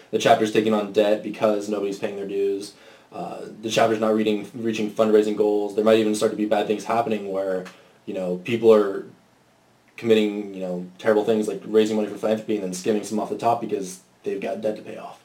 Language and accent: English; Orange County, California, United States; moved away as an adult; now in Austin, United States; I'm from Orange County, California